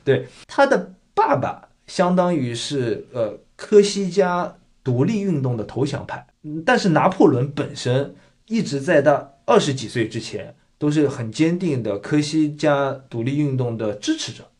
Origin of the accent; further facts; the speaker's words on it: China; now in Canada; 我们从小在大陆